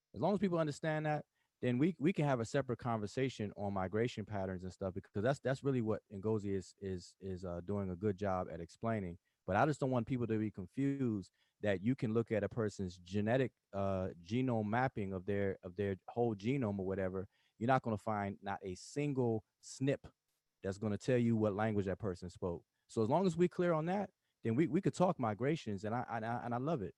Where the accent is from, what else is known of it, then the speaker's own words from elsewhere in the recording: United States; first language English; I'm over here in America